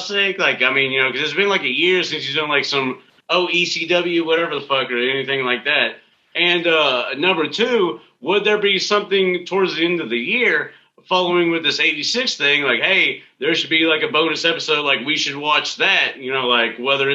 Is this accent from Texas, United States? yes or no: yes; Texas, United States; moved away; I am from Texas